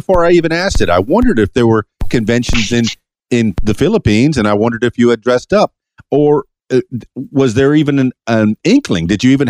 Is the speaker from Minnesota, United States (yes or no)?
no; Miami, Florida, United States; now in Conway, United States; and I'm a big city boy. I'm from Miami, and I moved here to Conway, and wow, what a difference.